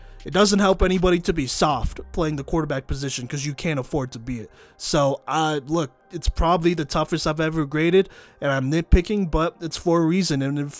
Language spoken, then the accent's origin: English; Texas, United States; moved away; I grew up in Texas.